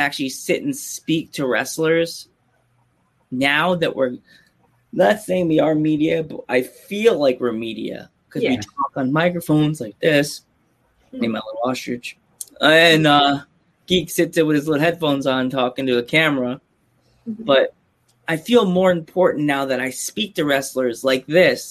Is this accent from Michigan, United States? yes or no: no; Long Island, New York, United States; now in Pennsylvania, United States; I'm from New York. I live in PA now, but I grew up in New York. I grew up in Long Island